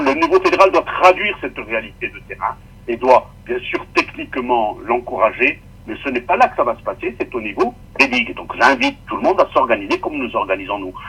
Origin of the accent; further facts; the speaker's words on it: Corsica, France; je suis corse